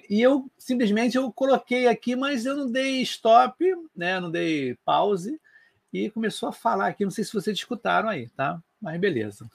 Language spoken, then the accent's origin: Portuguese; Rio de Janeiro, Brazil; eu sou do Rio de Janeiro